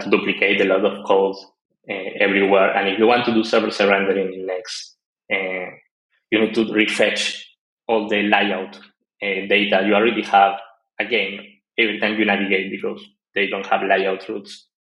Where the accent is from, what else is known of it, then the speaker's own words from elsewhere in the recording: Argentina; moved away as an adult; also born or lived in Colombia; now in Peru; I'm from Argentina. Uh, I live in Peru.